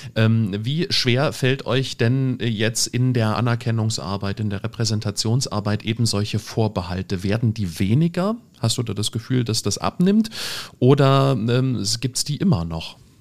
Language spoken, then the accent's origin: German; Germany